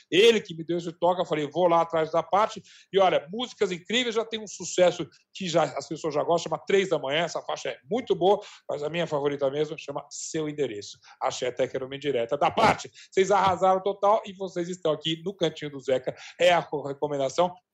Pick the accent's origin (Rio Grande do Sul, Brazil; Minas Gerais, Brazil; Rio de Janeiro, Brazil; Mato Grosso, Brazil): Minas Gerais, Brazil; Mas, na verdade, o povo é de Goiás, eu sou de Minas Gerais. E sim, vou puxar a brasa para a sardinha do meu estado.